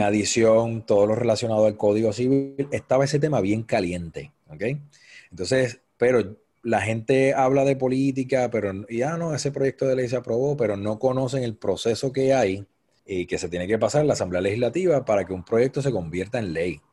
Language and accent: Spanish; Cabo Rojo, Puerto Rico; now in San Juan metropolitan area, Puerto Rico; soy natural de Cabo Rojo, Puerto Rico.